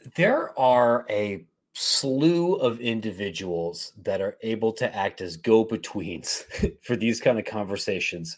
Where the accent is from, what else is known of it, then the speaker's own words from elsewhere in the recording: Columbus, Ohio, United States; moved away as an adult; also born or lived in Louisiana; now in Chicago, United States; I grew up in Ohio and have a political degree from Ohio State